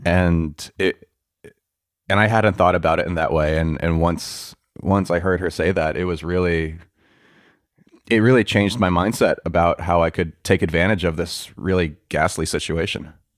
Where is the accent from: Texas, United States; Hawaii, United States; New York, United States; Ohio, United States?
New York, United States; I grew up in New York